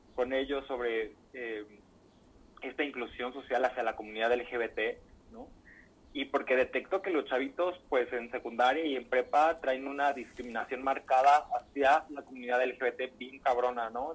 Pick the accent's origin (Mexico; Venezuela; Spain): Mexico; Michoacán; moved away as an adult; now in Jalisco, Mexico; lejos de mi tierra, que, que, es algo que extraño y me duele mucho, pero con este compromiso tan grande que tengo que, pues bueno, ya trabajé mucho por Michoacán